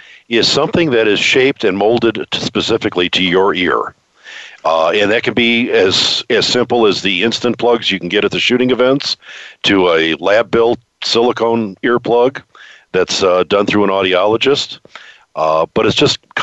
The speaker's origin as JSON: {"language": "English", "region": "Ohio", "country": "United States", "tie": "born or raised there", "said": "I grew up in suburbia in Ohio"}